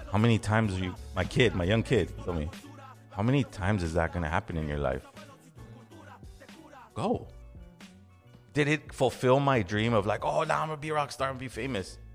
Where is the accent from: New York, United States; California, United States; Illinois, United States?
California, United States; Los Angeles; Now, since I'm from Los Angeles, since I'm from the West Coast, I naturally go, Azo's Mexican.